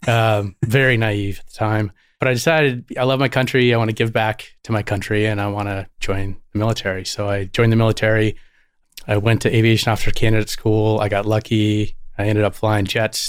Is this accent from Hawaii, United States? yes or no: no; Santa Barbara, California, United States; born or raised there; also born or lived in Syracuse, New York